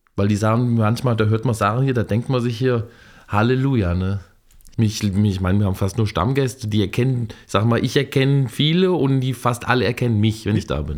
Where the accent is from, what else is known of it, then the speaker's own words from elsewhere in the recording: Fulda, Hesse, Germany; Ich komme aus Fulda und bin dieses Jahr 50 geworden